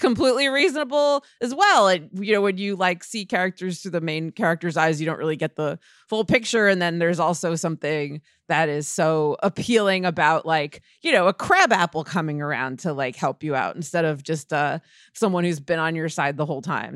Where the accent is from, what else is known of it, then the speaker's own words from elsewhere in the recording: Scarsdale, New York, United States; That was what growing up in Scarsdale was like